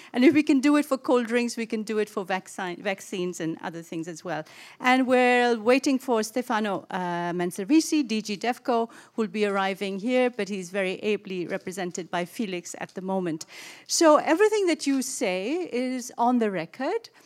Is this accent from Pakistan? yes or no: yes; Pakistan; moved away; I was born in Pakistan